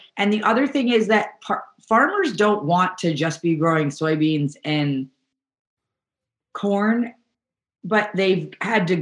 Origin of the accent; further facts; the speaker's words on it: New York, United States; now in California, United States; I grew up in New York, and we subscribed to a CSA when I was growing up